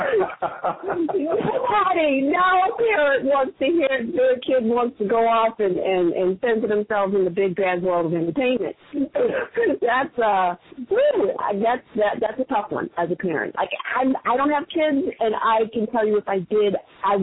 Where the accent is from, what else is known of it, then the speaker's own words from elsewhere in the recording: New York City, New York, United States; I am from Queens